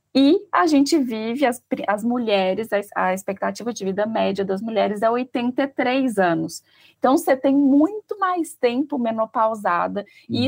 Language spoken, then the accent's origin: Portuguese; Minas Gerais, Brazil; eu sou mineira